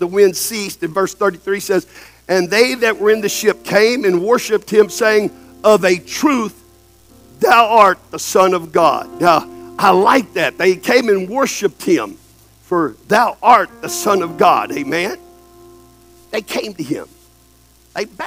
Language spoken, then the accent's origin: English; El Campo, Texas, United States; I've seen tornadoes come through Texas in my hometown, El Campo